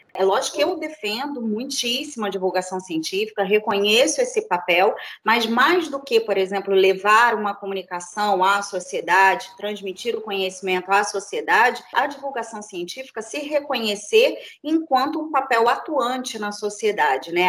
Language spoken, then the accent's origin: Portuguese; Rio de Janeiro, Brazil; now in Niterói, Brazil; sou do Rio de Janeiro, nasci no Rio de Janeiro, fiz uh, graduação também aqui em Niterói, vim morar em Niterói muito cedo, mais ou menos uns 15 anos